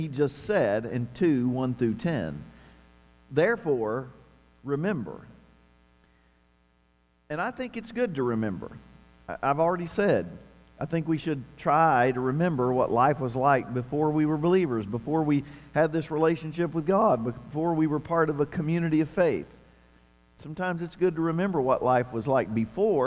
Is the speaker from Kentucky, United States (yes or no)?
yes; southeastern Kentucky, United States; moved away; coming from my 13,000 people hometown in the mountains of southeastern Kentucky